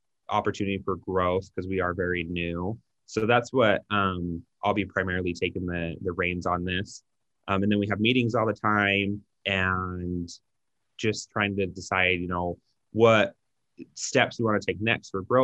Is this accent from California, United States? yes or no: no; Utah, United States; we're from Utah